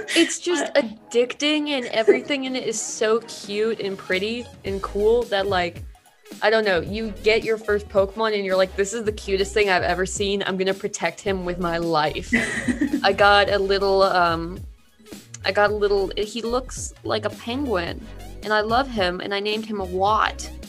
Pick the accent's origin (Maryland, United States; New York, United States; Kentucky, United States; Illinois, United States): Kentucky, United States; moved away as an adult; also born or lived in Indiana; I'm from Kentucky, so it's very popular down there. And I came up to Indiana for college